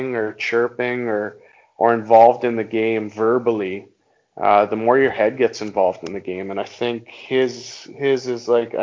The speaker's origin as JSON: {"language": "English", "town": "Halifax", "region": "Nova Scotia", "country": "Canada", "tie": "born or raised there", "said": "my hometown is actually Halifax"}